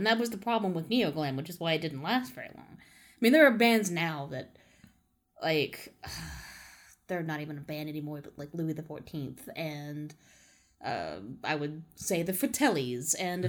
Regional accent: United Kingdom; I'm British.

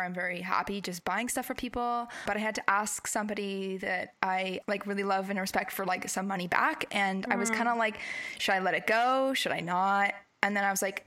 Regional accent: the North Shore, British Columbia, Canada; we grew up in the North Shore

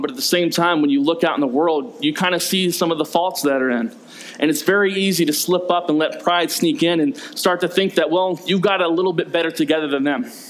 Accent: the South, United States; I grew up in the South.

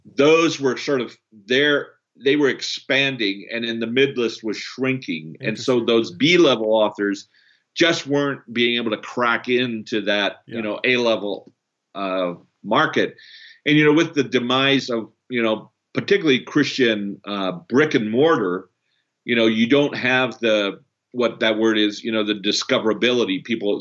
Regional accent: Canada; moved away; also born or lived in Brazil; I'm also Canadian, um, born in Brazil.

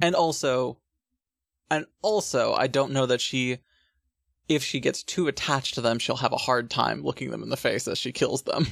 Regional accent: United States; I'm American

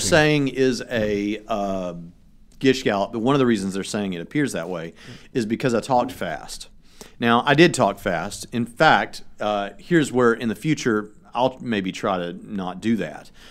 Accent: Tennessee, United States; now in Indiana, United States; I'm not from Texas. I'm from Tennessee, and I currently live in Indiana the godless North

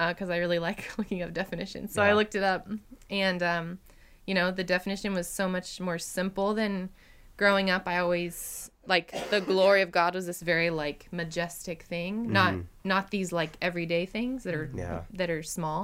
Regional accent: Oklahoma, United States; I grew up in Oklahoma

